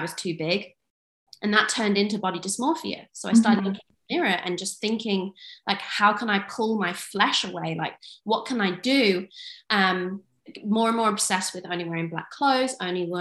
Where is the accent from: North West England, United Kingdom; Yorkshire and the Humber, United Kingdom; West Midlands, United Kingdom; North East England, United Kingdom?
West Midlands, United Kingdom; Kidderminster; also born or lived in Turkey; I am from England, from a tiny town called Kidderminster.